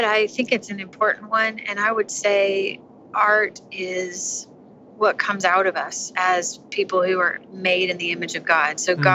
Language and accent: English; St. Louis, Missouri, United States; moved away as an adult; also born or lived in Nashville, Tennessee; I am from St. Louis, Missouri